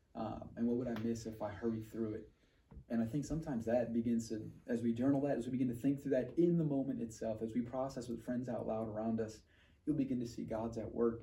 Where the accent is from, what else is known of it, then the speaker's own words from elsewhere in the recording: New York, United States; moved away as an adult; I'm originally from New York, eight and a half million people.